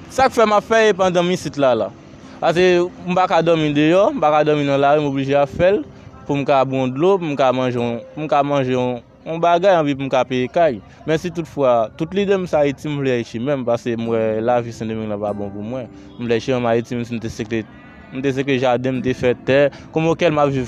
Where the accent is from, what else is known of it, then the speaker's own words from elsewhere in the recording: Haiti; moved away as an adult; now in Santo Domingo, Dominican Republic; mwen gen 3 an la depi mwen kite Haiti, mwen vin vive anpil dominiken